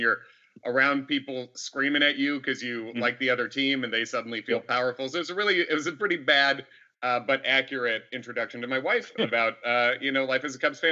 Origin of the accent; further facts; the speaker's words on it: Chicago, Illinois, United States; moved away; also born or lived in New York; I grew up mostly in Chicago